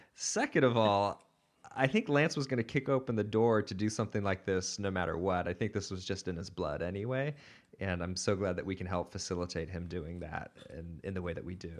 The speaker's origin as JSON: {"language": "English", "town": "Portland", "country": "United States", "tie": "born or raised there", "said": "I did grow up in Portland"}